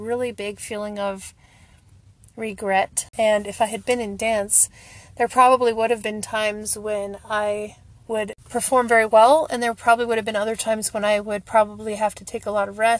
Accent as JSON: {"language": "English", "region": "the Midwest of the United States", "country": "United States", "tie": "born or raised there", "said": "I grew up in the Midwest of the United States"}